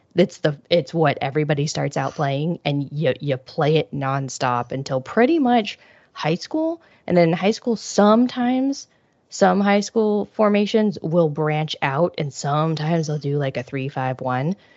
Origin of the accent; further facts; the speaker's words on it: Midwest, United States; I grew up in the Midwest